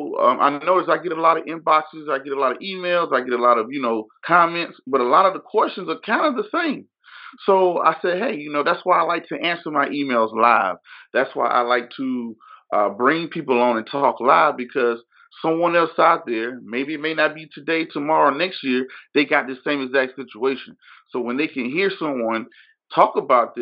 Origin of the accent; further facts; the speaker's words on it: Georgia, United States; moved away; I'm from Georgia originally